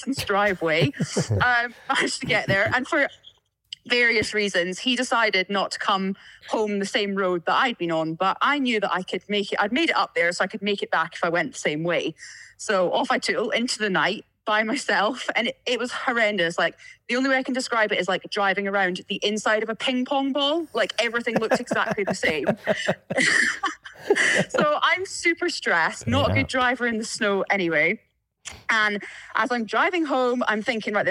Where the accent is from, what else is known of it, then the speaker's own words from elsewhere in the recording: Tobermory, Scotland, United Kingdom; accent: Scottish; moved away; I grew up just outside of Tobermory, like the north end of the island. So a place called Glengorm.